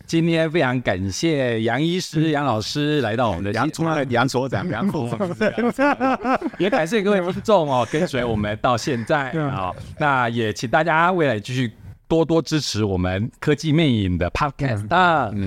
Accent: Taiwan; 我们台湾人

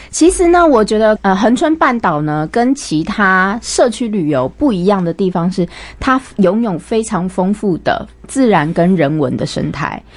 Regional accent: Taipei, Taiwan; 我从小在台北长大，我， 我自己就是台北人

